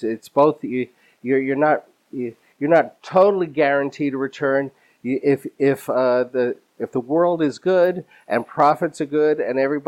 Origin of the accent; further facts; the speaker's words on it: New York, United States; as a New Yorker